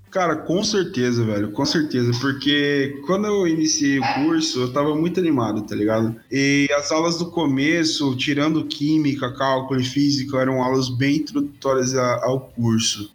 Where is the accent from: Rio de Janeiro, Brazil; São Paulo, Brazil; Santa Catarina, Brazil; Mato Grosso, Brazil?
Mato Grosso, Brazil; interior of; moved away as an adult; now in Cuiabá, Brazil; eu vim de outra cidade, vim do interior do Mato Grosso e vim pra capital Cuiabá